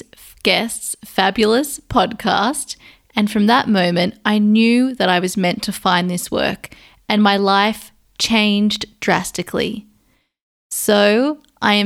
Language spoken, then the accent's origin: English; Sydney, New South Wales, Australia; my hometown in Sydney, Australia